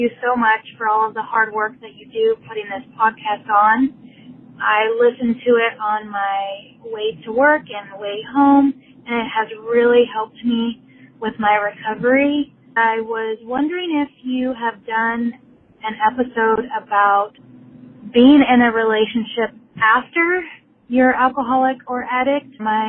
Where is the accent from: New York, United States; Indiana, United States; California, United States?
California, United States; Sacramento; I'm from Sacramento, California.